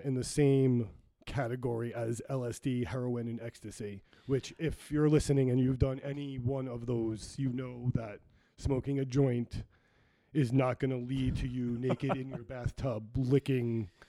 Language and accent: English; New York, United States; moved away; we're both originally from New York